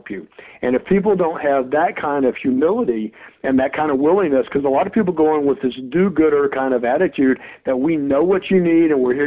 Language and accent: English; Mobile, Alabama, United States; I grew up in Mobile, Alabama as a white male